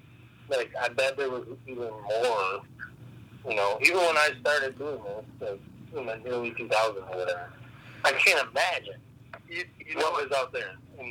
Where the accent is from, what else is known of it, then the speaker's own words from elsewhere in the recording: Pittston, Michigan, United States; it's my hometown. I'm from Pittston, Michigan, and I just know this certain spot.